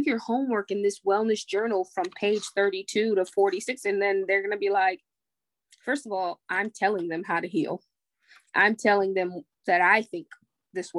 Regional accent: United States; I'm still American

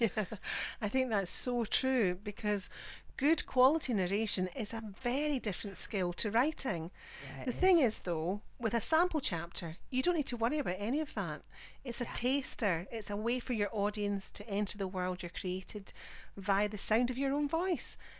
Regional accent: Scotland, United Kingdom; I'm the Scottish one

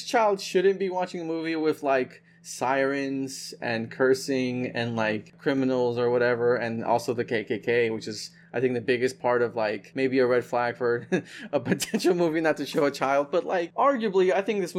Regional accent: the South, United States; growing up in the South

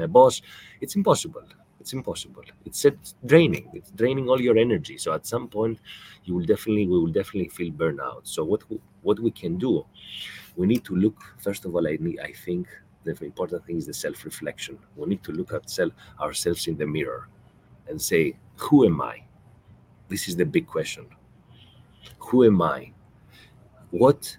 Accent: Greece; now in Qatar; I grew up in Greece

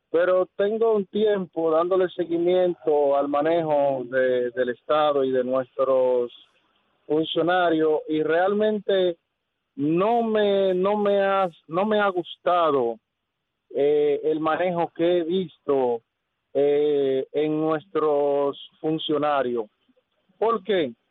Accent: Dominican Republic; nosotros como pueblo dominicano tenemos dos formas, nosotros los dominicanos de resolver esta situación

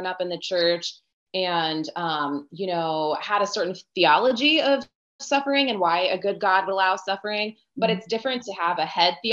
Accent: Northern Virginia, United States; I'm from the Northern Virginia area, just outside of DC. Born and raised in Virginia, but I'm actually half Honduran and half Italian

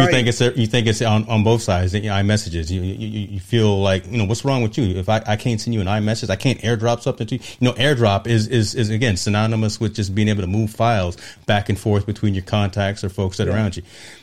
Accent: East Coast, United States; I told you I'm from the East Coast, man.

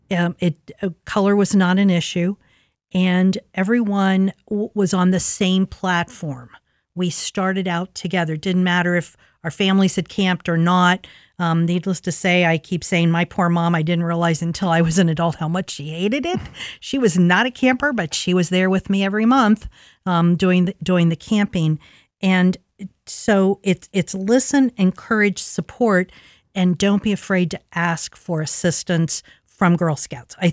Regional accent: Linden, United States; as I said, I grew up in Linden in in the 50s and 60s and we didn't have any resources.

